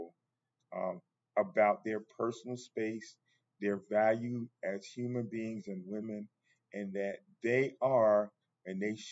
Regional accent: United States; I'm African American

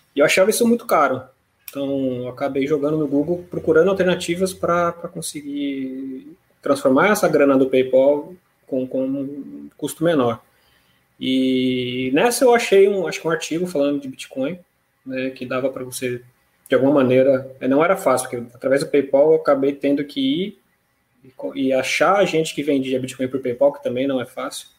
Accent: São Paulo, Brazil; moved away as an adult; now in Rio de Janeiro, Brazil; mas eu sou paulista, né, criado na capital de São Paulo

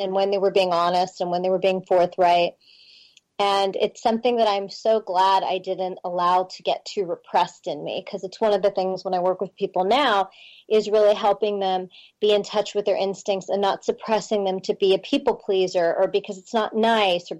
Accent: Pittsburgh, Pennsylvania, United States; I grew up in Pittsburgh, in Pennsylvania.

